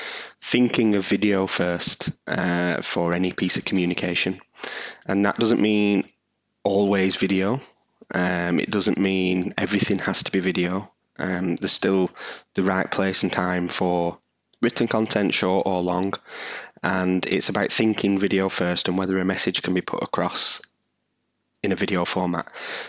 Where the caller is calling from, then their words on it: Burnley, North West England, United Kingdom; I'm coming from the UK. I'm in Burnley, just outside of Manchester